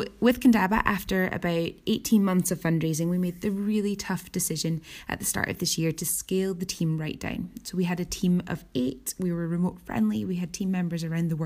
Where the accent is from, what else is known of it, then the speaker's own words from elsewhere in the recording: Edinburgh, Scotland, United Kingdom; I come from Edinburgh, Scotland